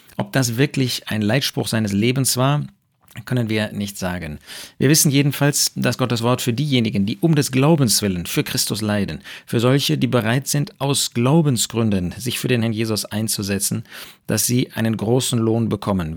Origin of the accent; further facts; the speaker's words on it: Germany; bei uns in Deutschland